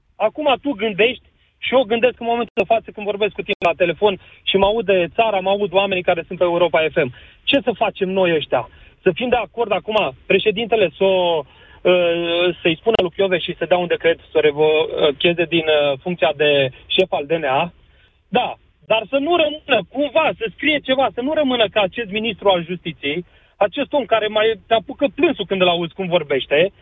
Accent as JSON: {"language": "Romanian", "town": "Orșova", "region": "Mehedinți County", "country": "Romania", "moved": "yes", "lives_now": "Timișoara, Romania", "said": "îs din Orșova"}